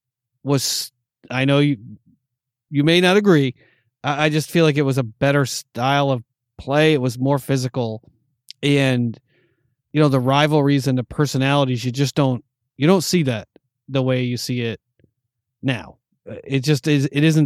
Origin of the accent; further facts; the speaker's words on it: East Coast, United States; Because I came from the East Coast, man. I had East Coast pride